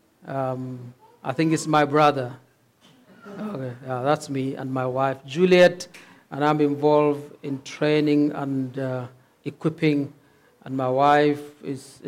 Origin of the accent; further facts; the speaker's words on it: Northern Nigeria, Nigeria; moved away as an adult; now in Cape Town, South Africa; we're originally from Nigeria, from the north of Nigeria. But we're here as missionaries